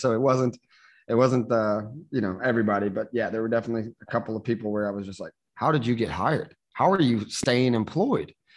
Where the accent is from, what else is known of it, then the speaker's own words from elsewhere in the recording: St. Louis, Missouri, United States; moved away as an adult; now in San Juan, Puerto Rico; I was born and raised in St. Louis, Missouri, United States